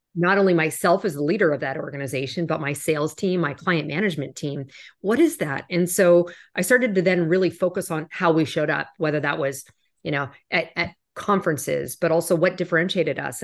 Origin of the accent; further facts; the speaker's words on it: Canada; moved away as an adult; also born or lived in New York; I'm Canadian originally, and I remember the first time I moved to New York